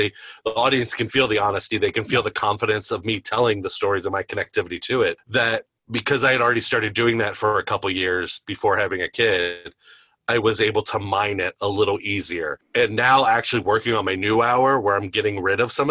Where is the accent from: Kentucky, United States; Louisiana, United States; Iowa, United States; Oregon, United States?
Kentucky, United States; Campbell County, Northern; I grew up in Campbell County. I went to Campbell County High School